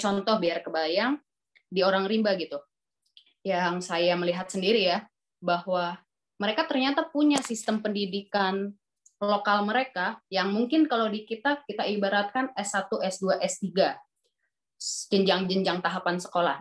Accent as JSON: {"language": "Indonesian", "region": "Jakarta", "country": "Indonesia", "tie": "born or raised there", "also_born_or_lived": "Bekasi", "said": "saya lahir di Jakarta"}